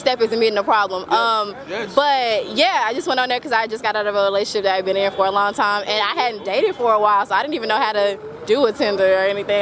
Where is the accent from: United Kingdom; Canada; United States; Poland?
United States; Oklahoma; I'm from Oklahoma